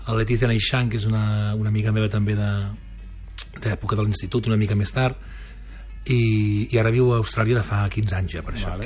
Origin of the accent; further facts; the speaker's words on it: Sabadell, Catalonia, Spain; moved away as an adult; also born or lived in London; now in La Garriga, Spain; vaig venir a viure aquí a la Garriga fa uns 5-6 anys, però sóc de Sabadell